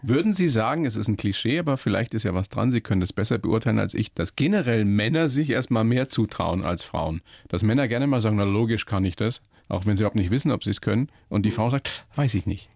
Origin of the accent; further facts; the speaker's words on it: Germany; bei uns in Deutschland